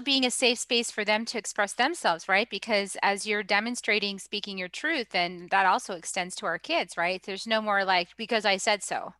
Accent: United States; I was from the US

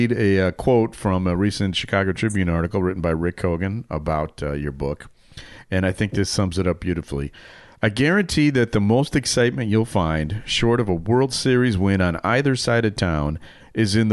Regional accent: England, United Kingdom; now in Illinois, United States; I am from England.

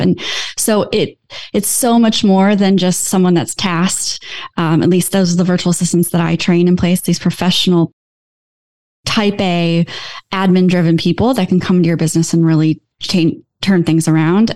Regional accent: Iowa, United States; I'm from Iowa

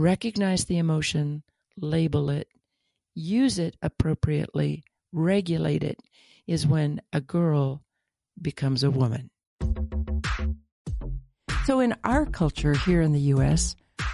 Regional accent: United States; as an American

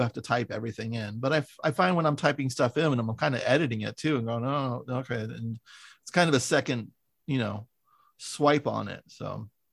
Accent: San Francisco, California, United States; also born or lived in Wisconsin; I'm from San Francisco

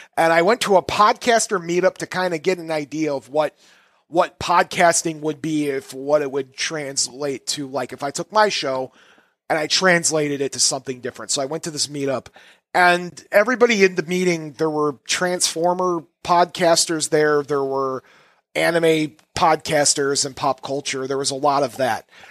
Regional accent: Chicago, Illinois, United States; As a Chicagoan person

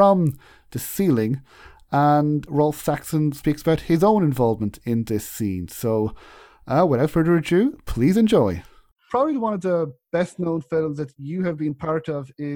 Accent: Ireland; I am from Ireland

